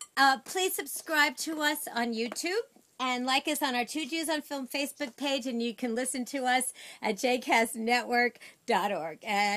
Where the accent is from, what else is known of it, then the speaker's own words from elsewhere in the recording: New York City, New York, United States; Well, I'm from Sheepshead Bay, but we're kind of near Flatbush.